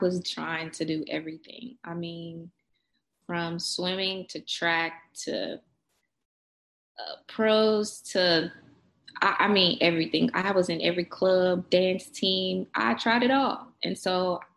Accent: Kansas City, Kansas, United States; also born or lived in Denver, Colorado; I was born in Kansas City, Wyandotte County

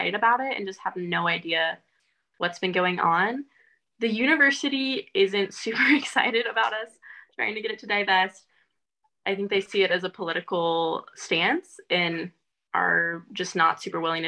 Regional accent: California, United States; I grew up in California

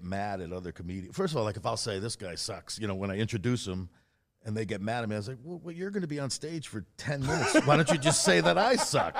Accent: Massachusetts, United States; I'm from Rogan. Massachusetts too.

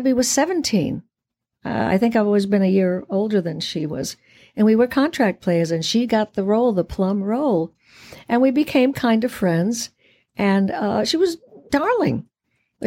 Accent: Puerto Rico; Puerto Ricans are many colors. We are Spanish. We're French. We're Taino Indian

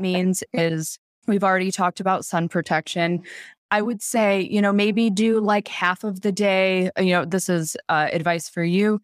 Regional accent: Michigan, United States; I grew up in Michigan where, you know, we did not get a lot of sunny days

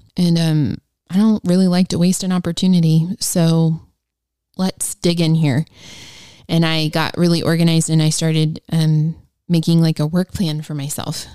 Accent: Ohio, United States; I am a school teacher from Ohio

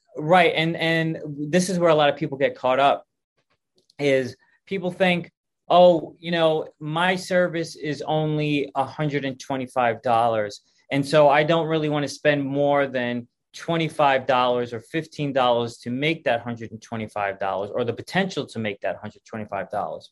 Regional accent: New York, United States; moved away; I'm originally from New York

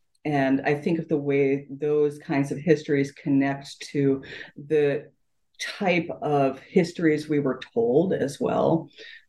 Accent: Appalachia, United States; the pride aspects of growing up in Appalachia and having this like really rich culture that has given me this enormous amount of satisfaction over my life

